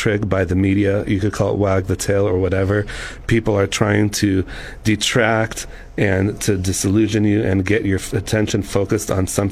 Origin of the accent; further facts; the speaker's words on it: Sacramento, California, United States; moved away as an adult; now in San Luis Obispo, United States; I was born and raised in Sacramento, California, until I came here to San Luis Obispo to go to Cal Poly, and have been here since then